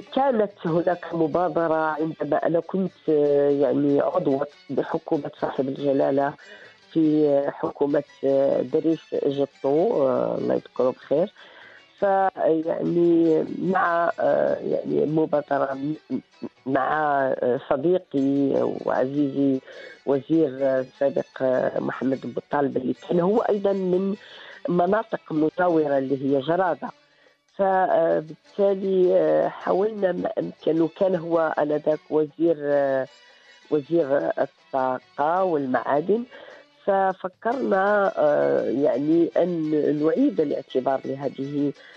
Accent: Morocco; حنا اولى مغاربه

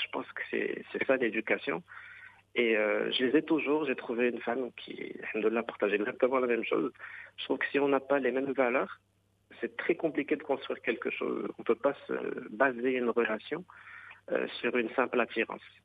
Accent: Rabat, Rabat-Salé-Kénitra, Morocco; also born or lived in Khemisset; mes parents sont venus de la campagne Khamisatl, à Rabat

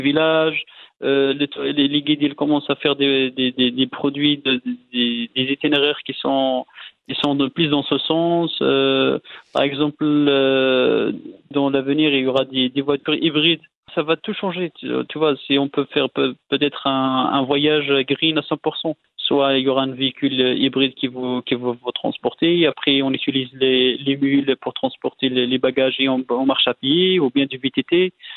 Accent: Morocco; nous, au Maroc

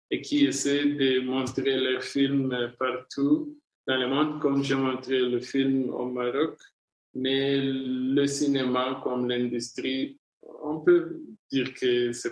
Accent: Rwanda; moi, je suis né et grandi en Afrique. Toutes mes histoires sont premièrement inspirées ou informées par euh, mon expérience comme Africain.

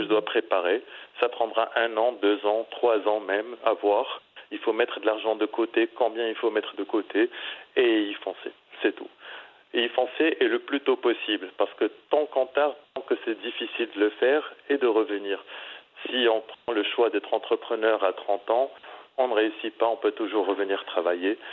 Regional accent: Morocco; also born or lived in Middle East; now in Bali, Indonesia; en tant que Marocain et ayant résidé très longtemps au Moyen-Orient.

